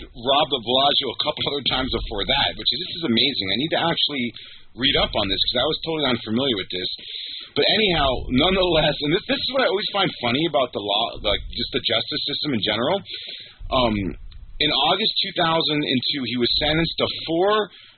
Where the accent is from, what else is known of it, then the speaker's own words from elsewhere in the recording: South Florida, United States; I grew up in South Florida